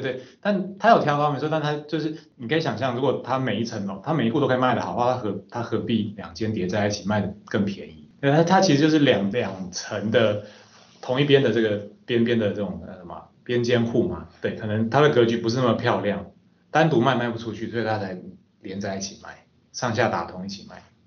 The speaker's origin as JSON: {"language": "Chinese", "region": "Taichung", "country": "Taiwan", "also_born_or_lived": "Xizhi District, New Taipei", "moved": "as an adult", "lives_now": "New Taipei, Taiwan", "said": "我本身是台中人，目前在新北戏子区租屋，那也是北漂青年的一员"}